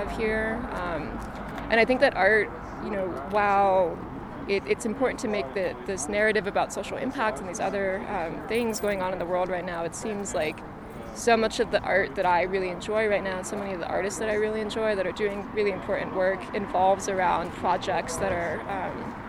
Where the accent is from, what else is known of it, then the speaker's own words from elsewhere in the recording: Santa Fe, New Mexico, United States; now in Albuquerque, United States; I am from Santa Fe, New Mexico. I'm currently living in Albuquerque, New Mexico